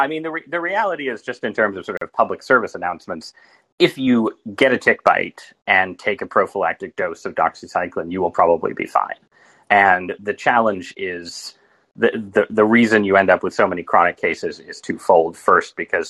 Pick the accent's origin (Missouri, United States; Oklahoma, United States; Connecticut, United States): Connecticut, United States; New Haven; moved away as an adult; also born or lived in Washington, D.C.; We were both from Connecticut, from different parts. I was from New Haven.